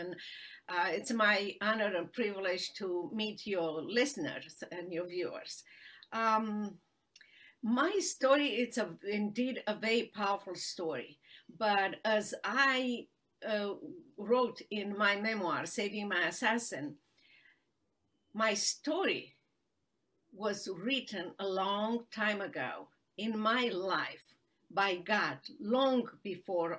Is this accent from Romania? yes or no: yes; Romania; English is a second language; moved away as an adult; now in Dallas, United States; I was born in Romania during the socialist and communist regime